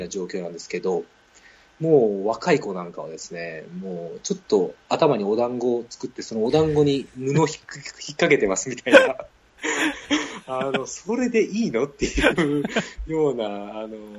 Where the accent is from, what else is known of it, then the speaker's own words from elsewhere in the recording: Osaka, Japan; accent: Kansai-ben; moved away; 私はまあ大阪出身で、まあ、関西弁でどうしても頭の中は考えちゃってます